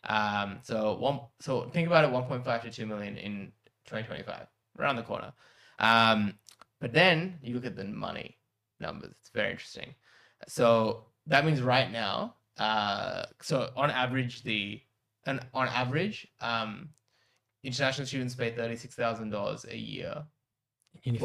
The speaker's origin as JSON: {"language": "English", "region": "Kerala", "country": "India", "moved": "yes", "said": "I come from Kerala, which is right at the bottom of India"}